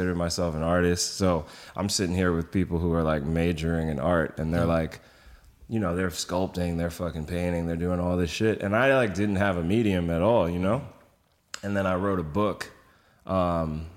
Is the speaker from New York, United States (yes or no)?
yes; New York City, New York, United States; I grew up in Brooklyn